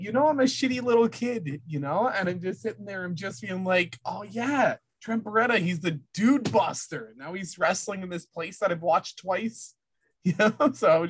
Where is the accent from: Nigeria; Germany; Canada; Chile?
Canada; French part of Canada, Quebec; I'm Canadian. I need to point this out. I am from Canada. I'm from the French part of Canada, y'all.